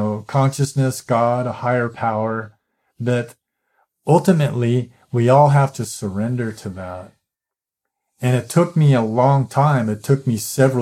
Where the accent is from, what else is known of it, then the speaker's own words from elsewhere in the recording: United States; growing up as an American